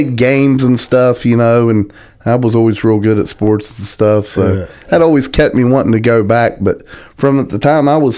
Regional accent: St. Albans, West Virginia, United States; also born or lived in Charleston, West Virginia / Hurricane, West Virginia; born in a place called Charleston, West Virginia. Raised in a little town, St. Albans. Fourth grade, moved to Hurricane.

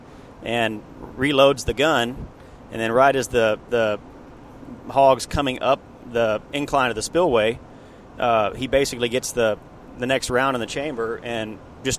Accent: Texas, United States; there's just something fun about being a Texan

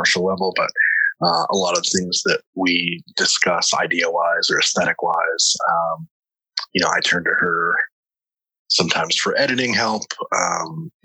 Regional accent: South Carolina, United States; also born or lived in Tennessee; now in New York, United States; I grew up on the coast in South Carolina

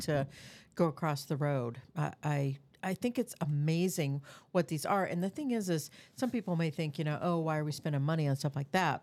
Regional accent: Des Moines, Iowa, United States; I was born in Des Moines. I've grew up on the east side of Des Moines

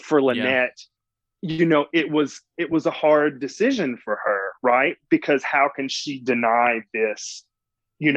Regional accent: Mississippi Delta, United States; accent: Southern; also born or lived in Los Angeles, United States; now in Atlanta, United States; I grew up in a very, very small town in the South, in the Mississippi Delta.

